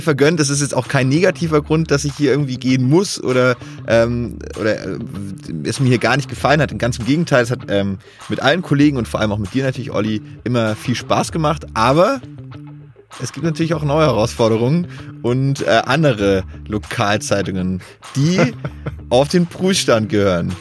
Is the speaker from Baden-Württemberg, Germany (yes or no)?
yes; Bad Waldsee, Baden-Württemberg, Germany; meiner Heimatstadt Bad Waldsee